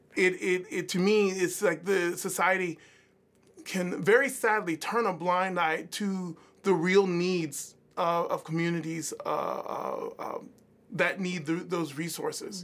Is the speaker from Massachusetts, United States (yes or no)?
no; Savannah, Georgia, United States; moved away; also born or lived in Philadelphia; growing up in Savannah